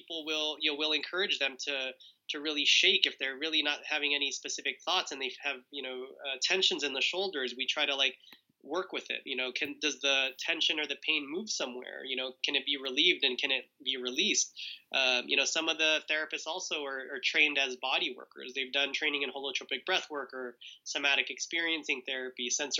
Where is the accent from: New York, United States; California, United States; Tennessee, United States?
California, United States; Southern; we were raised in Southern California in a Jehovah's Witness family